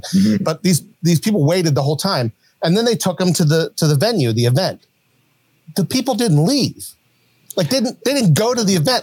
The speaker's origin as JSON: {"language": "English", "town": "Huntington", "region": "West Virginia", "country": "United States", "tie": "born or raised there", "said": "where I grew up in Huntington, West Virginia"}